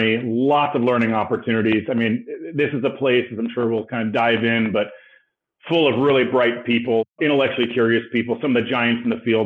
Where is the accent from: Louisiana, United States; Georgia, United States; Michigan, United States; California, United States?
California, United States; Los Angeles; I was born and raised in Los Angeles. I'm a California